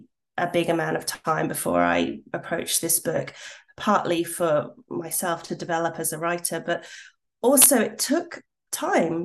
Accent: Australia; moved away as an adult; I've come back to Australia, a place where I once absolutely 100% would have said, yes, I'm Australian.

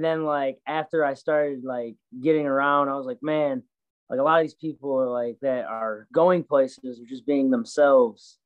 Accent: Michigan, United States; moved away; So I'm from Michigan originally. I'm born and raised in Michigan.

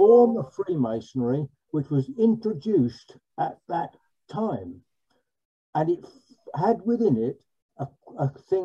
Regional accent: London, United Kingdom; I'm boringly from London

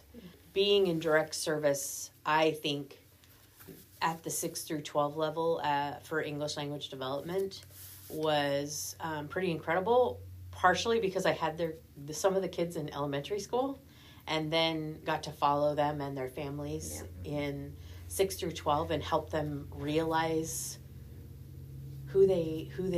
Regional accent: McMinnville, Oregon, United States; I grew up in McMinnville

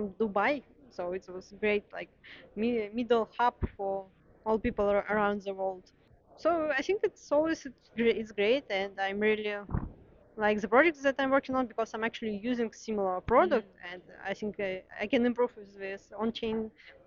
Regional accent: Russia; moved away as an adult; now in Berlin, Germany; I'm originally from Russia, and I've been living in Berlin for 3 years

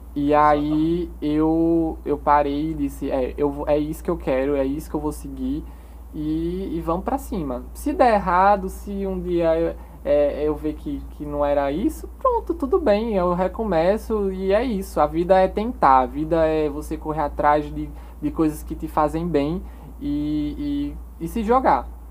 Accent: Cubati, Paraíba, Brazil; moved away as an adult; also born or lived in Campina Grande; now in João Pessoa, Brazil; Nasci em Campina Grande, porém minha vida toda eu morei em Cubati, uma cidadezinha lá do interior da Paraíba

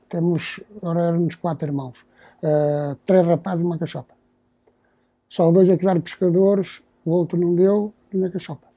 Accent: Matosinhos, Norte, Portugal; Nasci aqui, nasci aqui, fui criado aqui

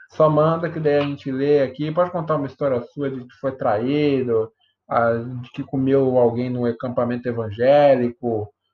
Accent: Brazil; A gente é brasileiro

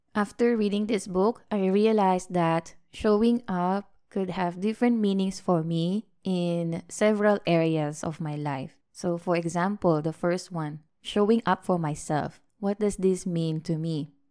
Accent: Philippines; now in Malaysia; we went back to visit my hometown, the beautiful and warm country of the Philippines

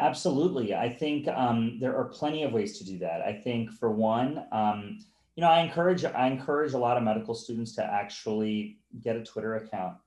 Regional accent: North Carolina, United States; moved away; I'm from North Carolina. I went to the University of North Carolina, and I've moved on since.

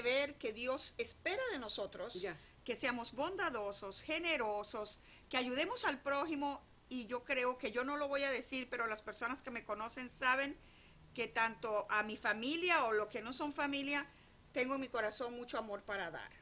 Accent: Venezuela; now in United States; yo nací en Venezuela y mis padres vivieron en un pueblo muy pequeño

